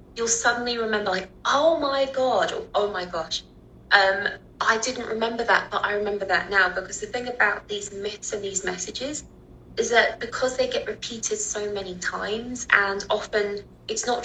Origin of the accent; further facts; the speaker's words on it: London, United Kingdom; accent: British; So I grew up in the UK, in London, in the noughties